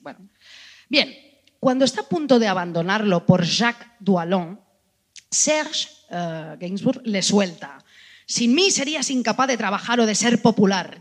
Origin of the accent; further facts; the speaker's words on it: Spain; somos españolas